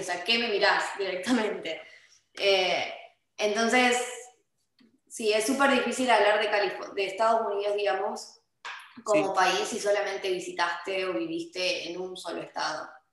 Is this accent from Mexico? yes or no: no; Argentina; moved away as an adult; now in California, United States; en Argentina nosotros almorzamos como cenamos